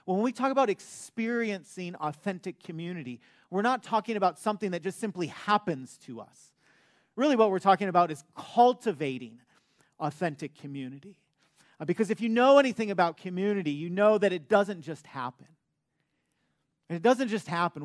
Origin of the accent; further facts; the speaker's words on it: Detroit, Michigan, United States; moved away; I'm from Michigan. I grew up in Metro Detroit